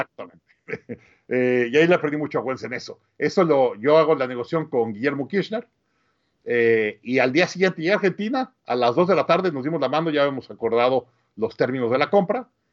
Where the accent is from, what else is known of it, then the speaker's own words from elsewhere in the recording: Mexico City, Mexico; moved away as an adult; also born or lived in Monterrey, Mexico / Austin, United States; nací en, en, Monterrey, crecí en la Ciudad de México